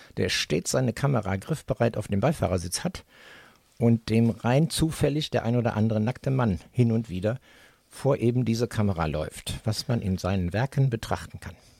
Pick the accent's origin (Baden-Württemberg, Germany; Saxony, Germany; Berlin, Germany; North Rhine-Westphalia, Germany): North Rhine-Westphalia, Germany; Düsseldorf; Ich bin der gebürtige Düsseldorfer Jung